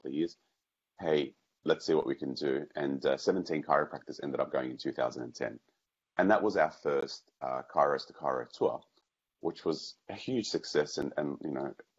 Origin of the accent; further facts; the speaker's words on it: Australia; growing up in Australia